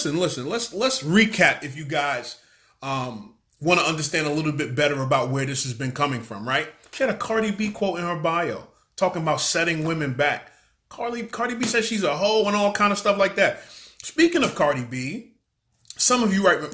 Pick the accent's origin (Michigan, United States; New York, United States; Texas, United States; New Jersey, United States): New York, United States; New York City; I'm from Brooklyn, New York City, grew up banging on tables, freestyle cypher